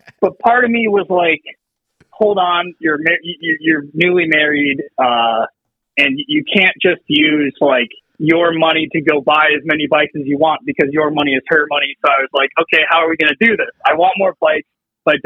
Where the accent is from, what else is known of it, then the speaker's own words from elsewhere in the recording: Pennsylvania, United States; moved away as an adult; now in New York, United States; originally, I'm from Pennsylvania, and I moved up to New York when I got married.